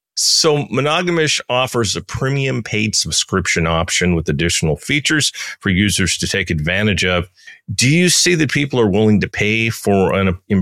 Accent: San Francisco, California, United States; I'm from San Francisco

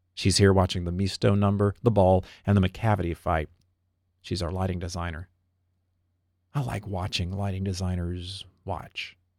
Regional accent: Americus, Georgia, United States; now in New York, United States; my hometown of Americus, Georgia

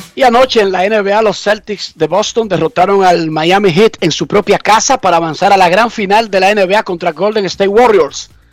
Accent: Dominican Republic

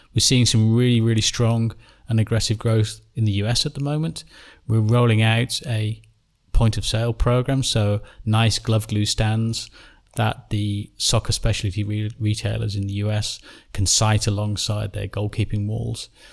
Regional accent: England, United Kingdom; I'm an Englishman

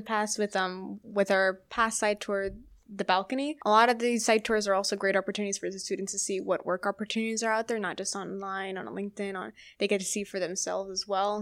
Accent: Orlando, Florida, United States; it was in my hometown as well

